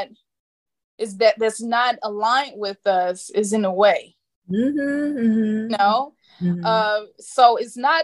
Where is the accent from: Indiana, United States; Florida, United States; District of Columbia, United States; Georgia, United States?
Indiana, United States; moved away as an adult; now in Arizona, United States; I live in Arizona. I moved out here 2.5 years ago from the Midwest. I'm from Indiana